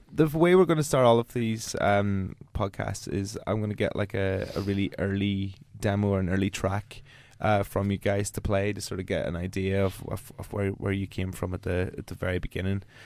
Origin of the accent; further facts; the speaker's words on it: Ireland; I'm an Irish broadcaster